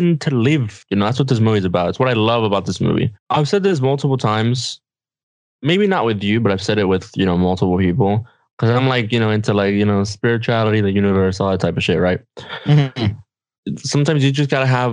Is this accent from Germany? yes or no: no; Mexico; English is a second language; we're Mexican, right? We're Mexican as hell. Like, I'm from Mexico